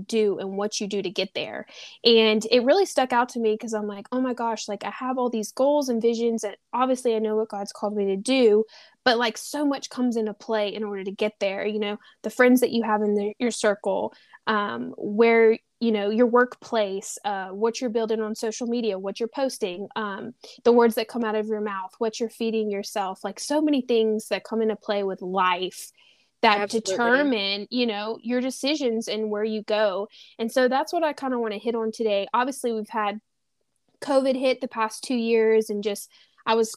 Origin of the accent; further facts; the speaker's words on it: Louisiana, United States; I'm originally from Louisiana.